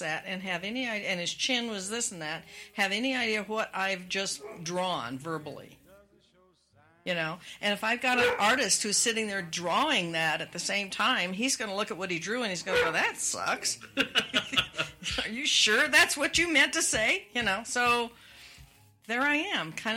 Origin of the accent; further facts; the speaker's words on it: Spokane, Washington, United States; moved away; I grew up in Washington State. We had snow, especially in Spokane.